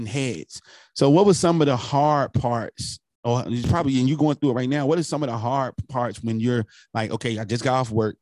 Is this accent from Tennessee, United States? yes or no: no; North New Jersey, United States; I'm from North New Jersey